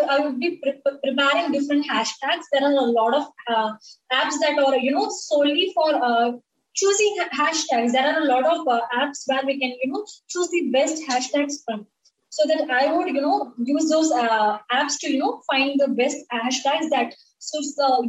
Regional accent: Tamil Nadu, India; first language Tamil; English is a second language; I'm from Tamil Nadu. So we speak Tamil here

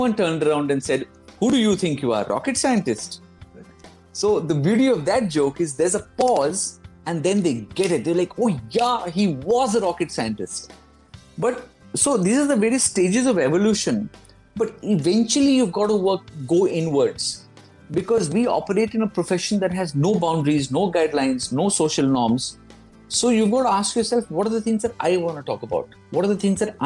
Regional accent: Kolkata, West Bengal, India; also born or lived in London, United Kingdom; now in Delhi, India; I'm from Calcutta

